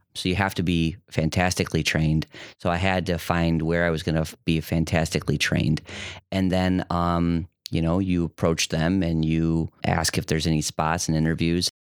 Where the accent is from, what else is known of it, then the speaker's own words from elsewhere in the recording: Detroit, Michigan, United States; moved away as an adult; also born or lived in Grand Rapids, Michigan; now in Toledo, United States; I grew up in Metro Detroit.